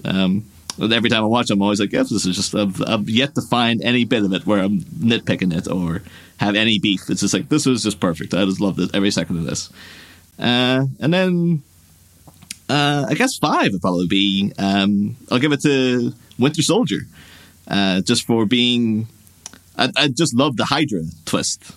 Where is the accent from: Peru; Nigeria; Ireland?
Ireland; my hometown in Ireland